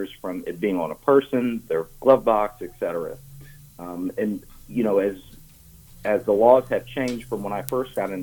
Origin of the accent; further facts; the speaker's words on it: Columbus, Ohio, United States; now in Louisville, United States; I grew up on the west side of Columbus.